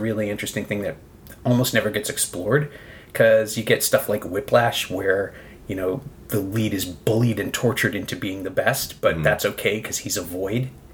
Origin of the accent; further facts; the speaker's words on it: Toronto, Ontario, Canada; I'm from Toronto